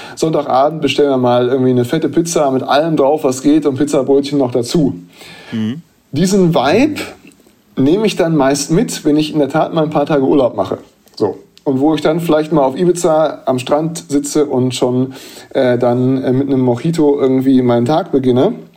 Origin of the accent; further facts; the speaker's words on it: Bielefeld, North Rhine-Westphalia, Germany; moved away; in meiner Heimatstadt